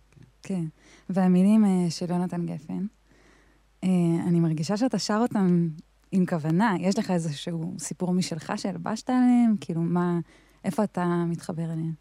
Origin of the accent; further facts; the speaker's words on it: Arad, Southern District, Israel; אני מהמדבר במקור, אני ירדניקית